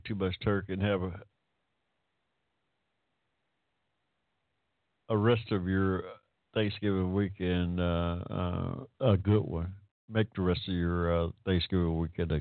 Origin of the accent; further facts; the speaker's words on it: Hampton, Georgia, United States; I was born in Hampton, Georgia, y'all, 1945, in the middle of a cotton field. That's ain't no shame in my game. That's where I came from.